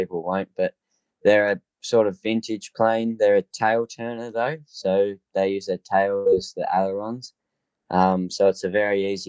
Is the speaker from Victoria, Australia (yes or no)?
yes; Foster, Victoria, Australia; I'm from Foster, Victoria. I'm 15 years old.